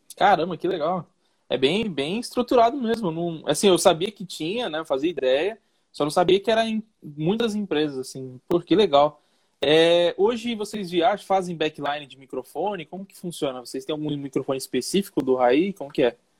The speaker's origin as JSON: {"language": "Portuguese", "region": "São Paulo", "country": "Brazil", "said": "eu sou de São Paulo"}